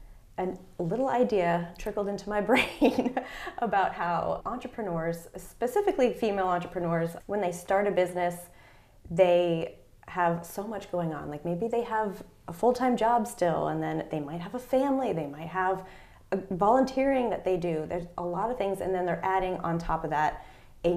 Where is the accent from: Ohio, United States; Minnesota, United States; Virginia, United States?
Virginia, United States; Fairfax County; also born or lived in Washington, D.C.; I grew up in Fairfax County, Virginia, so outside of D.C. I was born in D.C., lived in Northern Virginia for my whole life